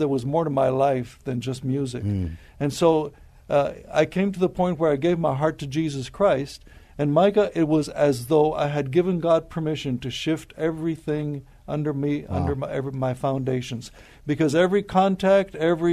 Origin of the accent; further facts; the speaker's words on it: Laredo, Texas, United States; moved away as an adult; also born or lived in California; now in San Antonio, United States; we were born and raised in Laredo